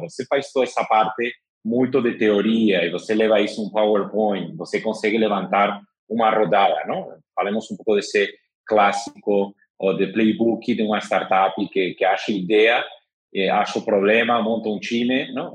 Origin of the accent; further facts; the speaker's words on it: Madrid, Community of Madrid, Spain; Portuguese is a second language; moved away as an adult; now in São Paulo, Brazil; sou de Madrid, espanhol, de 43 anos, mas moro aqui em São Paulo já faz dois anos